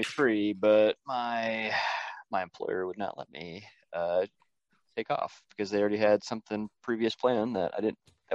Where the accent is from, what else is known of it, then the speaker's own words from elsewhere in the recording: Guttenberg, Iowa, United States; I'm from Guttenberg, Iowa, which I realize you guys probably don't know where that's at, but it's right along the Mississippi.